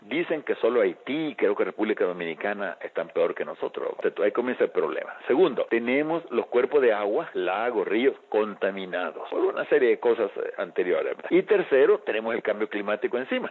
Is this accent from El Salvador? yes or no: yes; El Salvador; Aquí en mi país